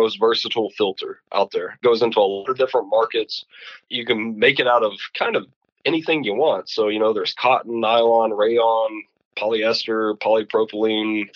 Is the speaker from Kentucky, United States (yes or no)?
yes; Kentucky, United States; where I grew up was in Kentucky next to the carbon plant for Calgon